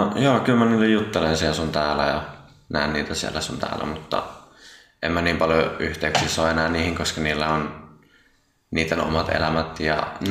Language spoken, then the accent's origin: Finnish; Vantaa, Uusimaa, Finland; also born or lived in Tapulikaupunki, Helsinki; mä tuun Vantaan Tiksistä